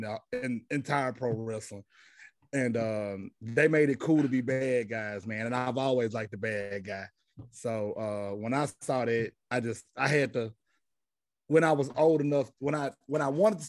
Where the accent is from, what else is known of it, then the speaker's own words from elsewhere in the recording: Shreveport, Louisiana, United States; I'm from Shreveport, Louisiana, born and raised here